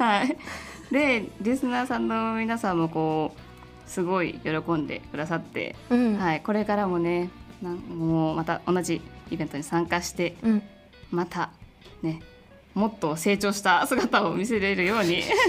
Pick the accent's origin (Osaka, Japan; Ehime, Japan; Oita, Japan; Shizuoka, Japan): Ehime, Japan; moved away as an adult; now in Tokyo, Japan; 出身は愛媛です